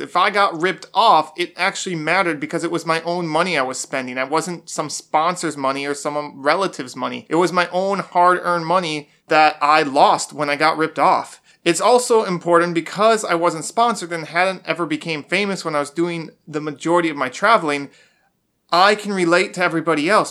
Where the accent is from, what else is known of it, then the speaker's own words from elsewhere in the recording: Wisconsin, United States; moved away; also born or lived in Florida; I'm from Wisconsin, I've also lived in Florida